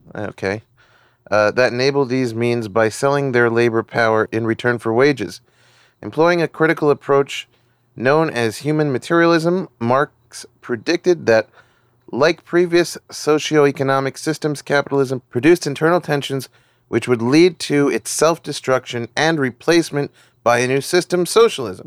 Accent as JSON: {"language": "English", "country": "United States", "tie": "born or raised there", "said": "growing up in America"}